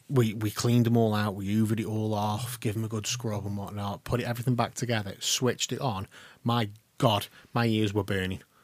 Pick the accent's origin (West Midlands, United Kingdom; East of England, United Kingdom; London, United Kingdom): West Midlands, United Kingdom; Stoke-on-Trent; we are all from Stoke on Trent